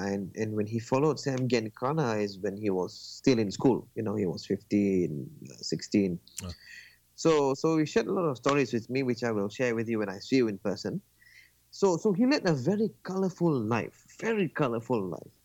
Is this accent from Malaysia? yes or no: yes; Malaysia; I'm from Malaysia.